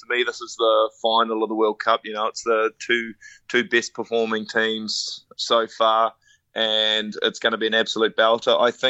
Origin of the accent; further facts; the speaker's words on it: Ireland; because I'm an Irishman through and through, and I always will be.